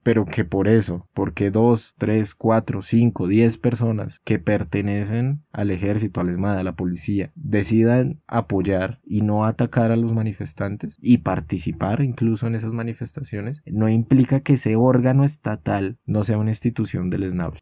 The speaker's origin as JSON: {"language": "Spanish", "country": "Colombia", "said": "nos han llevado como colombianos y colombianas"}